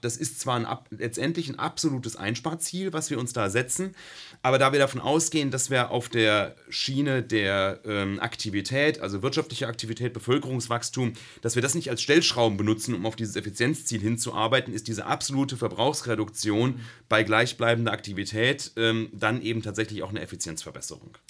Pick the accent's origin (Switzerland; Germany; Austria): Germany; Rhine-Main area; moved away as an adult; also born or lived in Darmstadt; now in Karlsruhe, Germany; Ich komme aus dem Rhein-Main-Gebiet